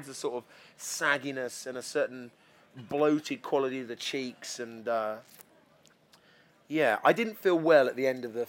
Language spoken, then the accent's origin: English; London, United Kingdom; as a Londoner